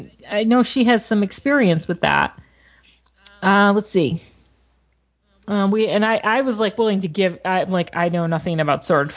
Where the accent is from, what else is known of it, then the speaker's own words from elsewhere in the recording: New Mexico, United States; now in Texas, United States; Okay, now that I live in Texas, but I'm from New Mexico.